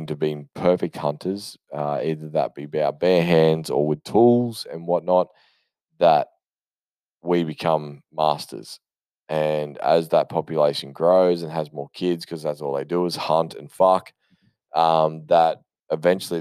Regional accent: Australia; I am Australian

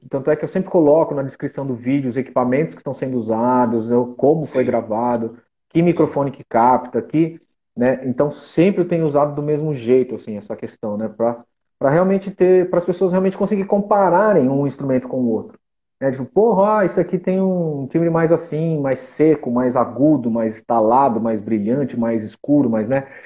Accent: Taquaritinga, São Paulo, Brazil; now in São Paulo, Brazil; eu sou de Taquaritinga, né? Não sou de São Paulo

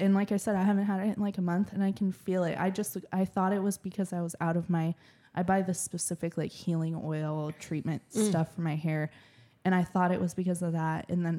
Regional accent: Puyallup, Washington, United States; moved away; I grew up in Puyallup, right? So I was kind of more humid. And then I moved over here and it's more dry.

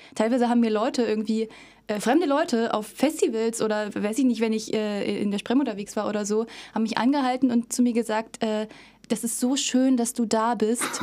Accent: Cottbus, Brandenburg, Germany; Ich komme aus Cottbus. Ich bin hier schon immer gewesen. Ich komme äh, von nirgendwo anders her. Also ich war natürlich schon mal woanders, aber äh, ich bin hier quasi geboren und aufgewachsen

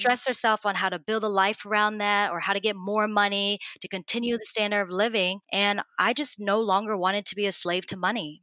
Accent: Dallas, Texas, United States; moved away as an adult; now in Houston, United States; I'm originally from Dallas, which is just down the street from Houston

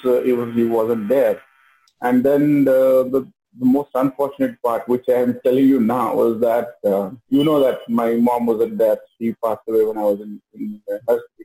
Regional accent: Hubli, Karnataka, India; also born or lived in Ugar, Belgaum district; I was born in Ugar, but I was born um, schooled in Hubli. So most of my schooling happened in Hubli up to 10

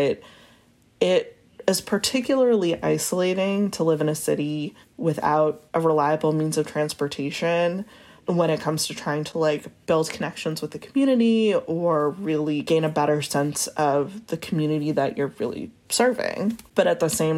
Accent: New England, United States; moved away as an adult; also born or lived in New York; now in Little Rock, United States; I'm originally from New England and went to straight to New York for college and lived there for 10 years.

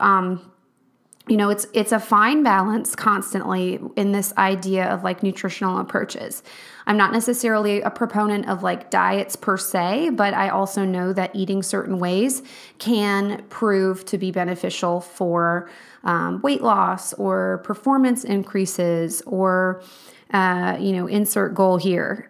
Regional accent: Charlottesville, Virginia, United States; moved away; I'm from Charlottesville, Virginia

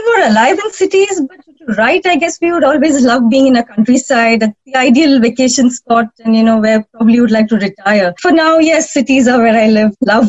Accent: India; moved away as an adult; now in United Kingdom; Oh, well, I'm from India, actually, and I only moved to UK in 2016.

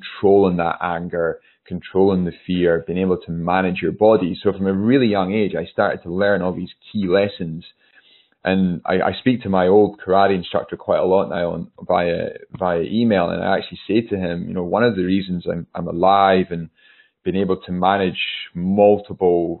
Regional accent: Newtonmore, Scotland, United Kingdom; I grew up in the Highlands of Scotland.

